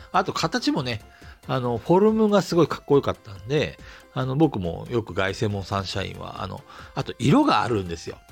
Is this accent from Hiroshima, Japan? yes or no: no; Asahikawa, Hokkaido, Japan; born or raised there; moved away as an adult; also born or lived in Tokyo